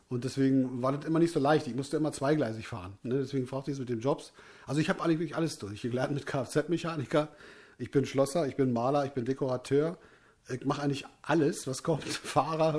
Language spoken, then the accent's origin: German; North Rhine-Westphalia, Germany; ich komme aus, aus, aus, aus Nordrhein-Westfalen